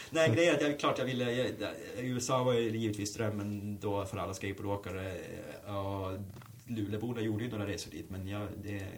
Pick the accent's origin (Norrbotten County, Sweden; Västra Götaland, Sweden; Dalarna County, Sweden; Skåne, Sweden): Norrbotten County, Sweden; moved away; det var bara i stort sett att ringa och säga hej, jag är en kille från Norrbotten, eh, jag skulle vilja jobba, kom ner.